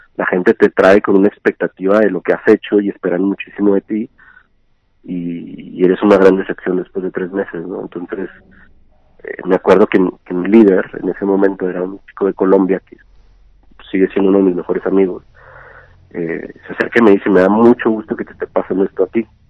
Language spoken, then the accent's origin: Spanish; Ciudad Juárez, Chihuahua, Mexico; moved away as an adult; also born or lived in Argentina; now in Mexico City, Mexico; nací nací crecí en Juárez, viví allá hasta los 24 años